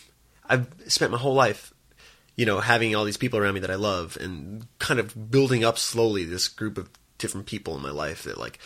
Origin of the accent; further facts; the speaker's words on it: New York City, New York, United States; moved away as an adult; also born or lived in Purchase, New York; now in Los Angeles, United States; I grew up in Brooklyn.